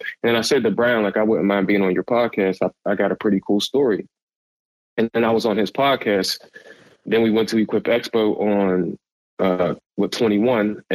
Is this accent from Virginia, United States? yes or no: no; Pittsburgh, Pennsylvania, United States; I'm from Pittsburgh, Pennsylvania. I'm in Pittsburgh.